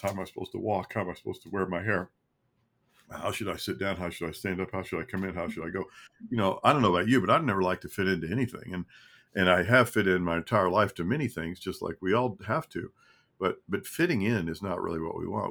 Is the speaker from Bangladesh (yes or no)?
no; Kentucky, United States; moved away as an adult; also born or lived in Arkansas; I'm from Kentucky. I grew up there